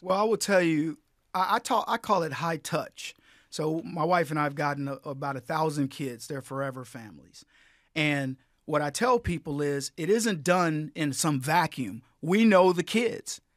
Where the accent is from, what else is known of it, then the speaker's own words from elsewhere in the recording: San Antonio, Texas, United States; this little kid growing up in San Antonio